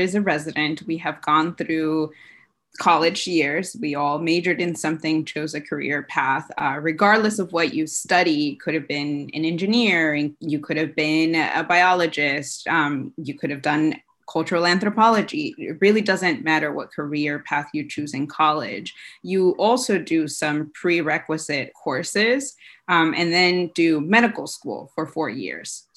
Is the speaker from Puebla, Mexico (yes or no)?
no; Tijuana, Baja California, Mexico; moved away as an adult; also born or lived in New Jersey; now in Chula Vista, United States; I grew up in Tijuana across the border and lived there with my parents through high school